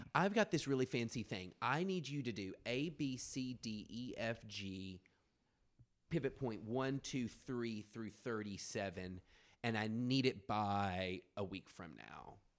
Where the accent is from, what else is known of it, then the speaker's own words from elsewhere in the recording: rural West Tennessee, United States; I'm from the South, like, you know, I'm a fag from rural West Tennessee